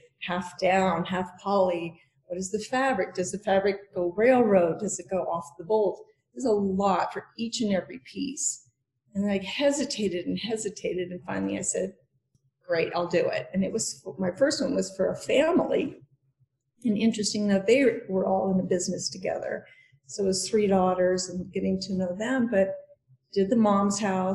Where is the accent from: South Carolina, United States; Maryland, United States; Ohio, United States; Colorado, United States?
Colorado, United States; Denver; moved away as an adult; now in Aspen, United States; I'm from Denver originally.